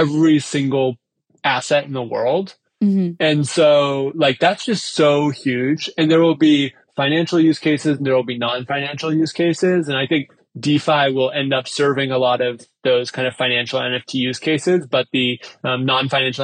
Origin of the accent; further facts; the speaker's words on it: United States; I was born in the United States. I live in the United States now.